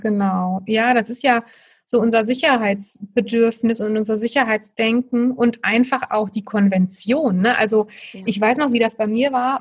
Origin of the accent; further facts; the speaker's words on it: Germany; ich bin in einem kleinen Dorf im Westerwald aufgewachsen.